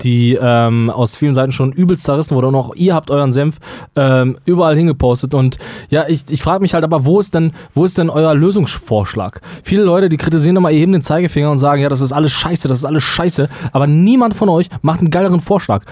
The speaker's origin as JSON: {"language": "German", "region": "North Rhine-Westphalia", "country": "Germany", "said": "wir kommen ja aus Nordrhein-Westfalen"}